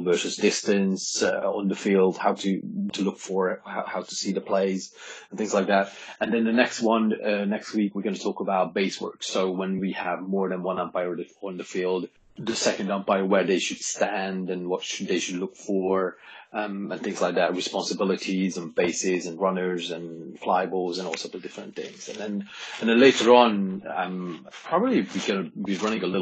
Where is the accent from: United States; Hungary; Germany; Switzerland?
Hungary; moved away; I was born in Hungary, and I started playing baseball